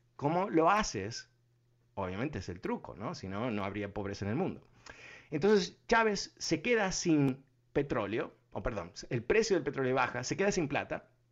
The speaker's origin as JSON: {"language": "Spanish", "country": "Uruguay", "also_born_or_lived": "Argentina", "moved": "yes", "said": "yo soy uruguayo"}